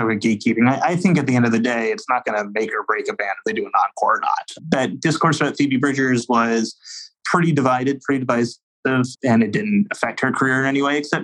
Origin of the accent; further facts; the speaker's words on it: New Orleans, Louisiana, United States; my hometown, New Orleans